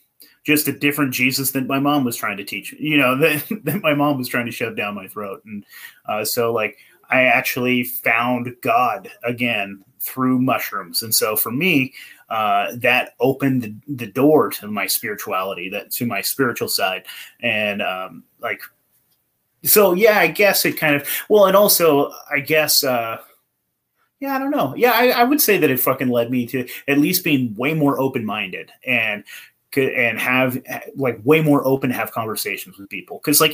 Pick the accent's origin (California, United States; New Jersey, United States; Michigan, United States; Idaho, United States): California, United States; I came from California and then I moved to Portland.